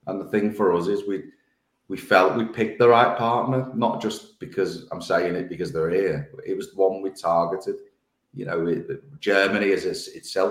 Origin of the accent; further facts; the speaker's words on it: Liverpool, North West England, United Kingdom; I'm from Liverpool